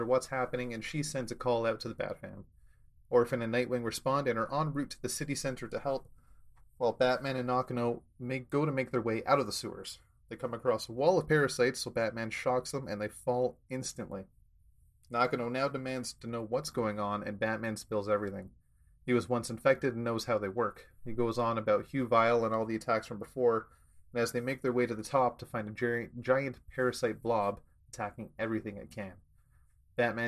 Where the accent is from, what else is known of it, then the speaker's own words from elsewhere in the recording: Canada; me being the Canadian resident